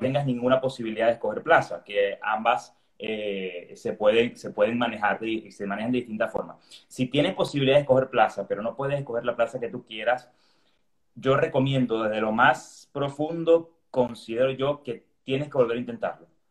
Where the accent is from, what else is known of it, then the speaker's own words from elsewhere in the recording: Venezuela; moved away as an adult; now in Seville, Spain; soy venezolano